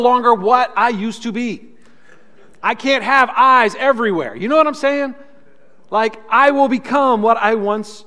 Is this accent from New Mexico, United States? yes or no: no; California, United States; Growing up in California